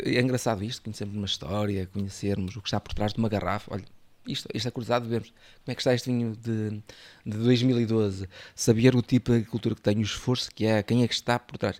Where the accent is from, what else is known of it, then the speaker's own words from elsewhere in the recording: Arcos de Valdevez, Norte, Portugal; Da minha terra, eu sou, eu sou o Arcos Alves, ou seja, o, ali nas margens do, do Lima